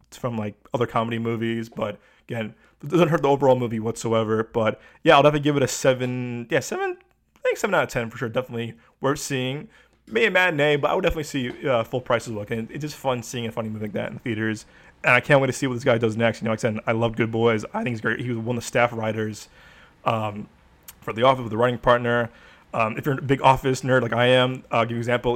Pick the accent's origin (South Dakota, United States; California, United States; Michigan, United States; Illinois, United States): Illinois, United States; Chicago; moved away; as a Chicagoan, I, I know real Chicago, I know, as a former Chicagoan, I know real Chicago